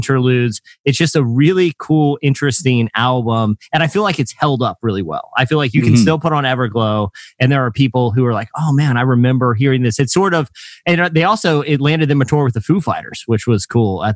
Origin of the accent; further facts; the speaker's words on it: Virginia Beach, Virginia, United States; my hometown of, like, the Norfolk, Virginia Beach area